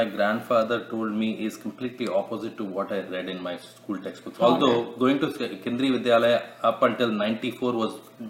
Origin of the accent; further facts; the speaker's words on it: South Central India, India; I'm from South Central India.